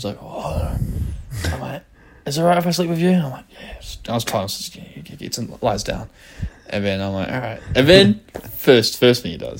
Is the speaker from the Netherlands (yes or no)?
no; New Zealand; being a Kiwi and seeing the Auckland skyline